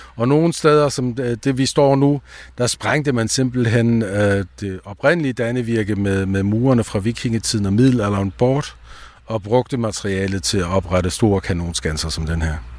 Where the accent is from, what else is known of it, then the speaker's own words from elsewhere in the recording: south of the Danish border, Schleswig-Holstein, Germany; I dag kan vi være danske her syd for grænsen med vores egen sprog og kultur